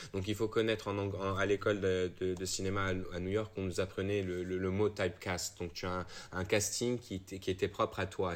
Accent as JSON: {"language": "French", "country": "Morocco", "tie": "born or raised there", "also_born_or_lived": "England / France", "moved": "as an adult", "said": "j'ai quatre passeports, mais tu sais, comme tout le monde, j'ai été élevé au Maroc"}